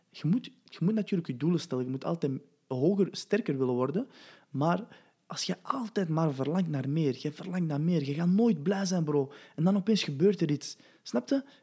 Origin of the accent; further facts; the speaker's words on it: Belgium; Wauw, man, ik kom van België.